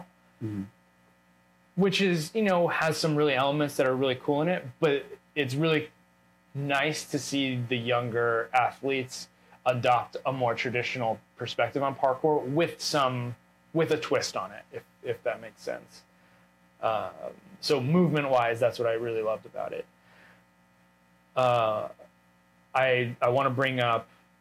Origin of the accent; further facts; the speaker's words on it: United States; moved away as an adult; an American who's like moved away from America